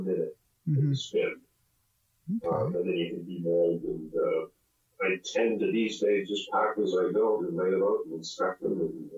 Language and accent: English; Southern Ontario, Canada; I grew up in Southern Ontario